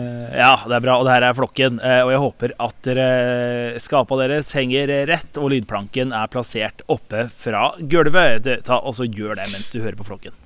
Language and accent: Norwegian; Råde, Østfold, Norway; hjemme i Råde i Østfold